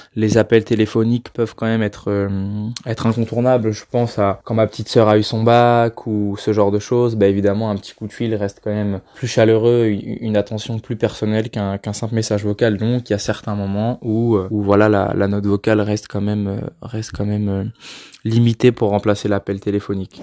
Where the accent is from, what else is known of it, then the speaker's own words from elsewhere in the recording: Chartres, Centre-Val de Loire, France; moved away as an adult; now in Paris, France; Je suis de Chartres. Je suis parti faire mes études à Paris, donc euh, loin de chez mes parents